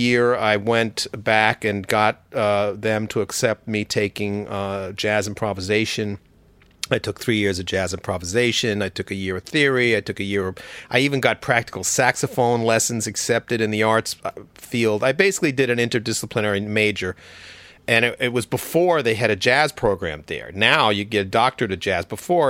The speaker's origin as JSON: {"language": "English", "town": "Westbury", "region": "New York", "country": "United States", "tie": "born or raised there", "said": "Well, the honest story is that I grew up in Westbury, Long Island, which was a regular kind of middle class Long Island baby boom type community."}